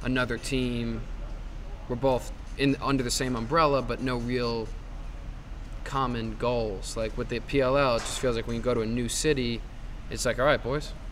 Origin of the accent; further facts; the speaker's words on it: New York, United States; in New York, I grew up in New York, I live in New York